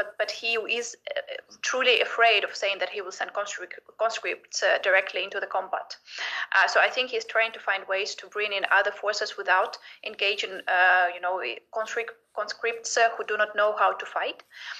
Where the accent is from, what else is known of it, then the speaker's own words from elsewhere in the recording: Kharkiv, Kharkiv Oblast, Ukraine; moved away; That's my native city. I grew up there. I graduated from school there. It's a largely Russian-speaking city.